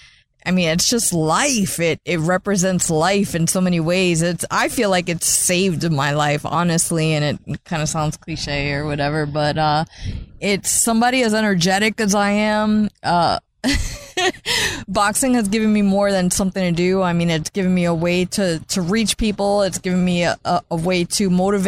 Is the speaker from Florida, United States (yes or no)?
yes; St. Petersburg, Florida, United States; grew up and were born and raised in St. Petersburg by a single mother